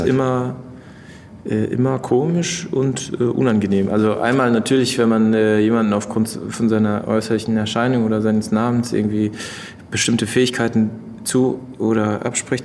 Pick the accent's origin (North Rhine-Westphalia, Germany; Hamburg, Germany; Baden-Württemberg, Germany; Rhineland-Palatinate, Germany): Rhineland-Palatinate, Germany; Mainz; moved away as an adult; also born or lived in Berlin; als ich dann das erste Mal aus Mainz weggezogen war nach Berlin und nach äh, drei Monaten zurückgefahren bin zu meinen Eltern in die Heimat